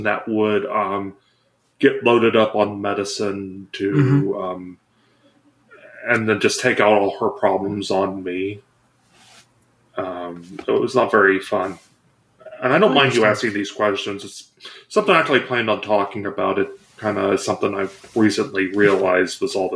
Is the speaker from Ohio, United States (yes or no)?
yes; Ohio, United States; I've grown up in the conservative part of Ohio